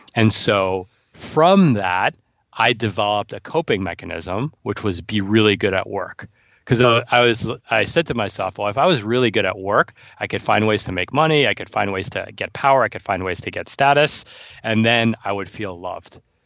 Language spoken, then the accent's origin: English; New York City, New York, United States; And I'm from New York City.